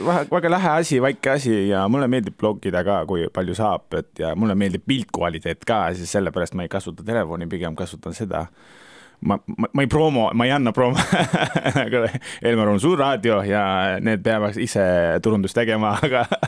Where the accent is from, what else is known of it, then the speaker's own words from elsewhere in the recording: Turkey; Estonian is a second language; now in Estonia; mina käisin Türgist ära ja ma elan Eestis